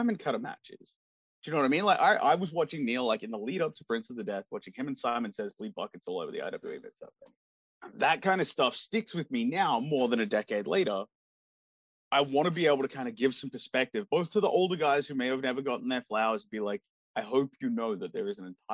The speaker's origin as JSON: {"language": "English", "country": "Australia", "said": "I'm from Australia. I'm a 10-hour flight away."}